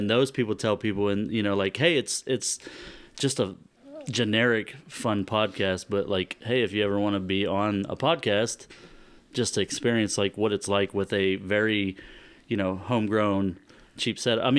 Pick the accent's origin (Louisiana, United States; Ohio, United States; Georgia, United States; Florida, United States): Ohio, United States; Roseville; moved away as an adult; also born or lived in Japan; I was born in Northeast Ohio, but I was raised in Southeast Ohio